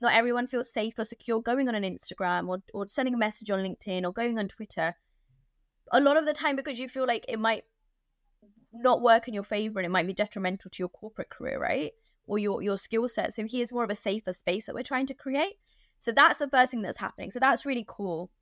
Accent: London, United Kingdom; I'm like a Londoner

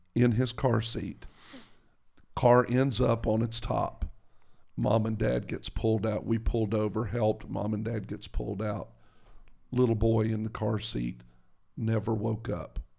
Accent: the South, United States; I'm from the South

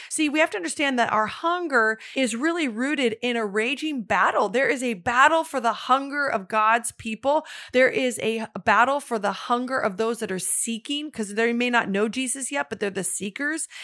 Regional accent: the Northwest, Pacific Northwest, United States; I'm actually from the Northwest.

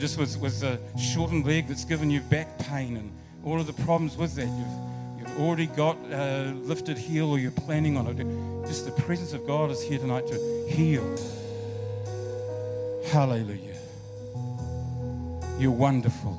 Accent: Rangiora, Canterbury, New Zealand; moved away; also born or lived in Brooklyn, Wellington; I was born in Rangiora, so that's my hometown

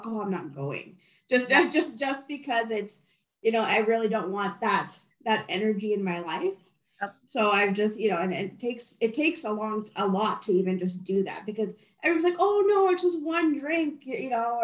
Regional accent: Edmonton, Alberta, Canada; I moved back to my hometown, which is Edmonton, Alberta

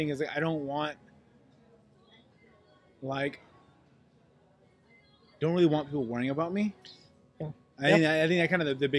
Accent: Pakistan; But also, I think us being as like Pakistani, like Muslim people, that also changes like their ability to help

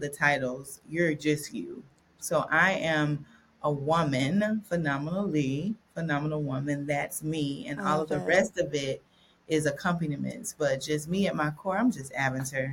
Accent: Dothan, Alabama, United States; I was born and raised around the Panhandle. It's Southeast Alabama, so Northwest Florida, Southwest Georgia

